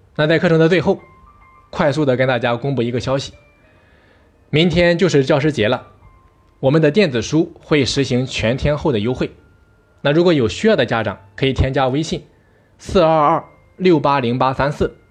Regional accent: China; 更为自己身为一个中国人而感到骄傲和自豪

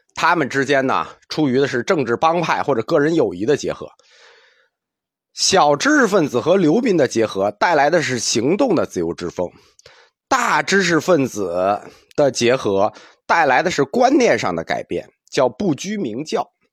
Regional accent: China; 因为我们中国人啊，从小大人就教你这个不该说，那个不能做

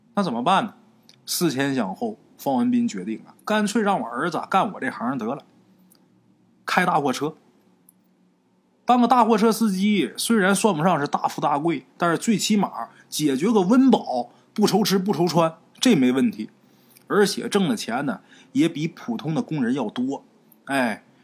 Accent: Haicheng, Liaoning, China; 我们老家，海城

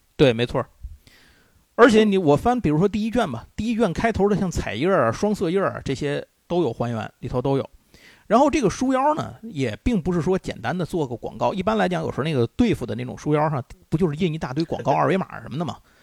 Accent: China; 我们中国人

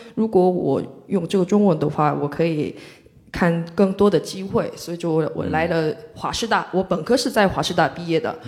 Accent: Mokpo, South Jeolla, South Korea; Chinese is a second language; moved away as an adult; now in Shanghai, China; 我是来自全罗南道的一个，呃，属于中国的三四四线城市吧，就是很，对，三四线城市

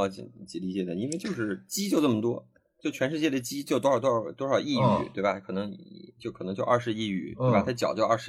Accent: China; 就是我们中国人民生活水平上来之后，然后在全世界真的就在抢抢各种各样的资源吃

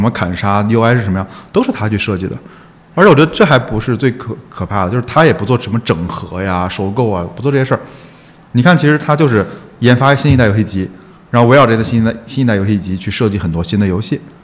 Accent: Wuhan, Hubei, China; moved away; 就是九八年还是九几年的时候，在武汉嘛，我现在还有那张参赛证在我老家里放着

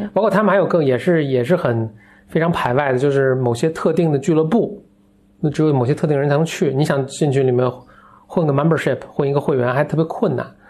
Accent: China; 可能我们中国人去的就游刃有余啊

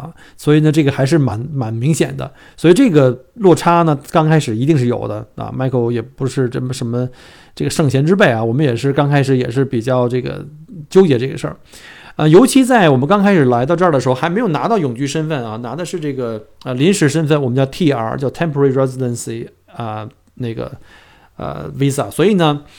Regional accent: China; moved away as an adult; now in Australia; 尤其作为我们新移民啊，就是第一代移民，从中国来到澳洲以后，尤其是我们在国内的话

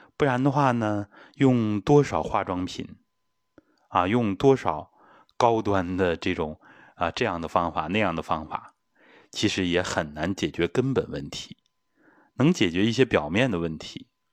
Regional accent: China; 我们中国人

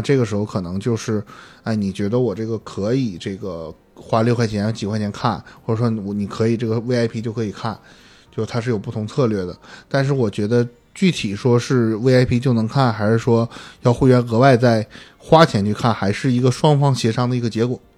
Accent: Northeast China, China; 我作为一个东北人，作为一个从小就看东北是喜剧的嗯。一个影迷

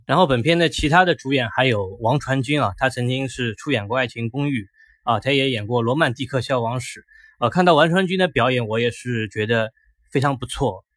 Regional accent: Shanghai, China; 而且作为一个上海人，我想讲徐峥是这母子帮上海人争光了

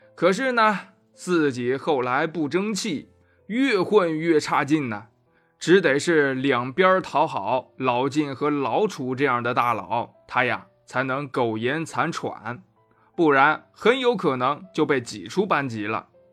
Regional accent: Anyang, Henan, China; 我的家乡河南安阳也遇上了新冠奥密克戎

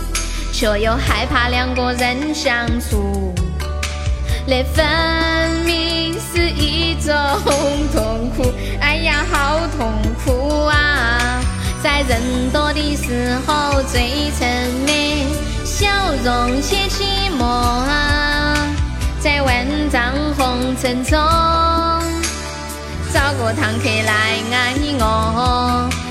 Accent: Sichuan, China; accent: Sichuan-accented Mandarin (川普); 听了我的川普

